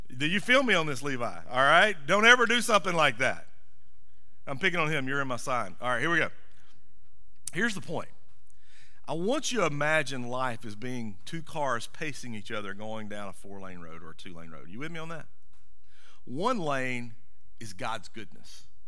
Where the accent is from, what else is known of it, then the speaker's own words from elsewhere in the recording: Monroe, Georgia, United States; I grew up in Monroe, not pronounced Monroe, but M U R M U N R O W, Monroe.